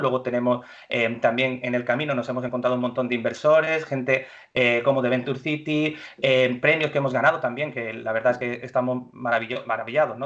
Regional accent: Málaga, Andalusia, Spain; moved away as an adult; also born or lived in Madrid / Australia; now in Málaga, Spain; yo soy de Málaga, soy malagueño eh, estudié aquí en Málaga

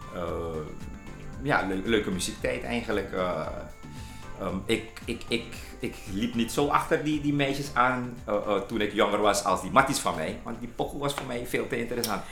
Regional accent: Leidschendam, South Holland, Netherlands; ik ben geboren en getogen in Leidsendam, Schravenhagen, Nederland

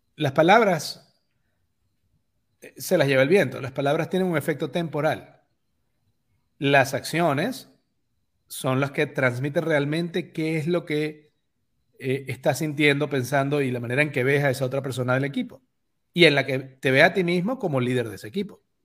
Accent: Venezuela; moved away

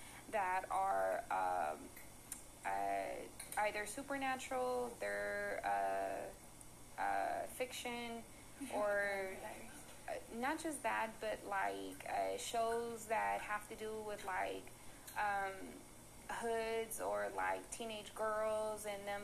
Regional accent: Richmond, United States; first language Spanish; English is a second language; I was looked at as you a Richmond girl. You a hood girl.

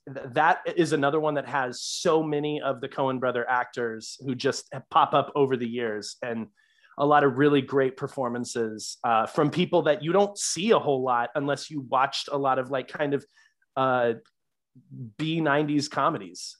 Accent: the South, United States; growing up in the South

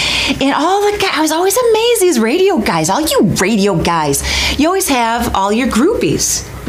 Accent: Muskegon, Michigan, United States; I'm from Muskegon.

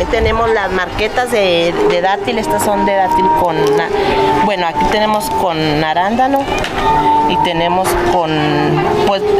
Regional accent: Villa de Bilbao, Coahuila, Mexico; nosotros venimos de elegido Villa de Bilbao, de aquí de las dunas.

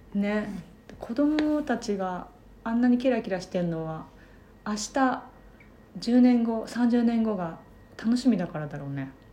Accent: Japan; 在日韓国人3世でございますもうおじいちゃんの代から日本に住んでいますがあの血はゴリゴリの100%な感じ

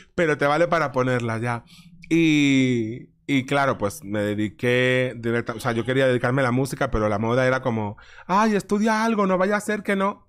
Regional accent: Ares, Galicia, Spain; moved away as an adult; also born or lived in London; mi pueblo se llama Ares, que son pues somos como 4.000 habitantes

